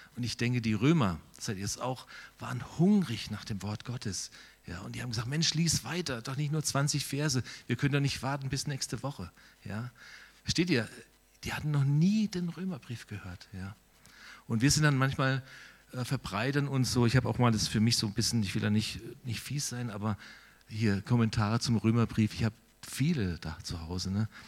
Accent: Steinen, Germany; moved away as an adult; now in Altensteig, Germany; Ich komme tatsächlich ein Stück weit aus Steinen

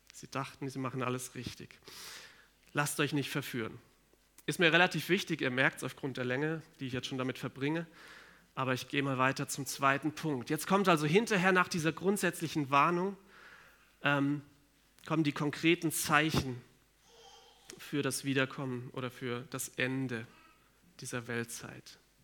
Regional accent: Germany; bei uns in Deutschland

